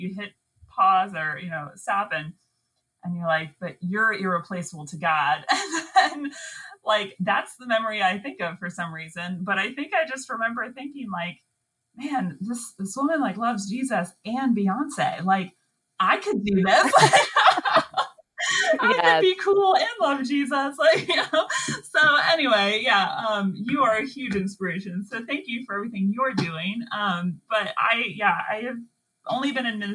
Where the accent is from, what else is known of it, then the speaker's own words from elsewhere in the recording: Northern Virginia, United States; moved away as an adult; also born or lived in Mobile, Alabama / Montgomery, Alabama; I'm from Northern Virginia originally, and we ended up moving back here for my husband's job